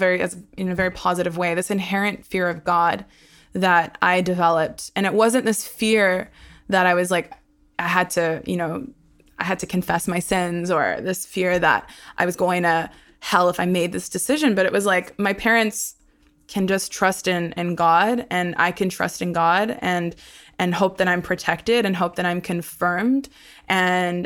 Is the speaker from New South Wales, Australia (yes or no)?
no; Brisbane, Queensland, Australia; born or raised there; first language Hebrew; also born or lived in Sydney, Australia / Haifa, Israel